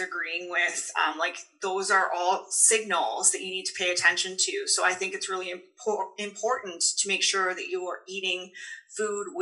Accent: Paris, Ontario, Canada; I grew up in Paris, Ontario. So always a small town girl.

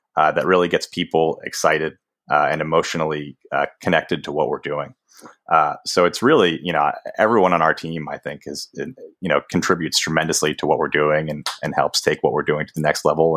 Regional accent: Boston, Massachusetts, United States; I grew up in Boston, which is like the sports talk radio capital uh, of the country.

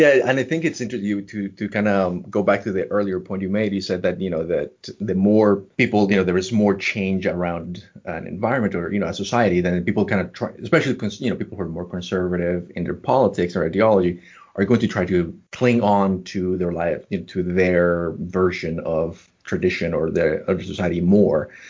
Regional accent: Colombia; moved away; also born or lived in New York; I, was born and raised in Colombia

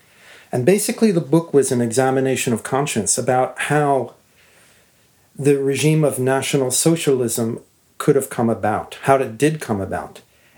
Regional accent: United States; and I'm an American

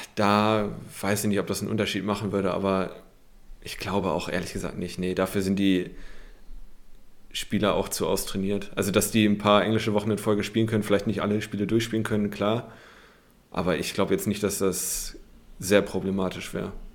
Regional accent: Germany; als Deutscher auch, der sich mega für Fußball und auch die Bundesliga interessiert

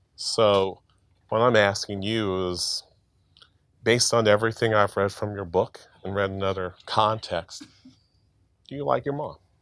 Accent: Jackson, Mississippi, United States; I'm from Jackson. I'm not from the rural parts of the state

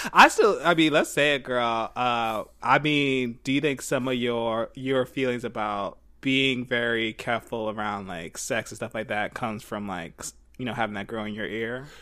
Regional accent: Philadelphia, Pennsylvania, United States; I grew up in Philly

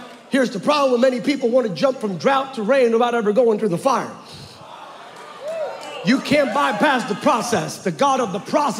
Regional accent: California, United States; I come from California.

